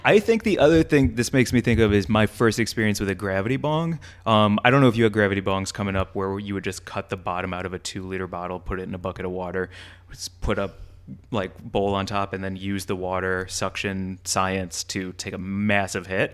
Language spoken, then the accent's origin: English; St. Louis, Missouri, United States; moved away; growing up and being in Saint Louis, Missouri is where Anheuser-Busch is